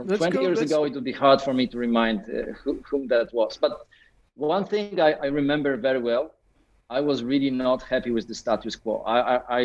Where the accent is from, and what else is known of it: Poland